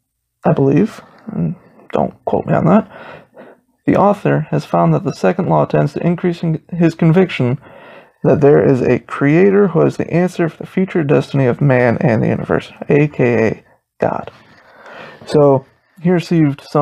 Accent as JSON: {"language": "English", "town": "South Bend", "region": "Indiana", "country": "United States", "tie": "born or raised there", "said": "I was born in South Bend"}